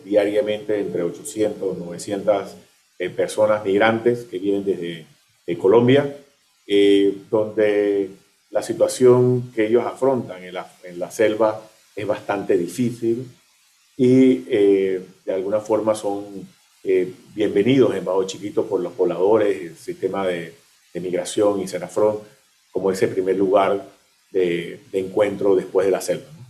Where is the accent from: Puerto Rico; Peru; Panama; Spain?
Panama; nosotros como panameños